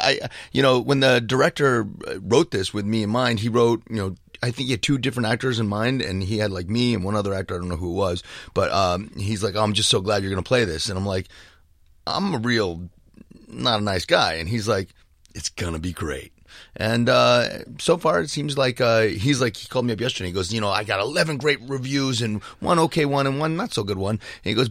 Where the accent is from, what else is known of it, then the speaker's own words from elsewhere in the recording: Ridgewood, New Jersey, United States; I grew up in Jersey fighting.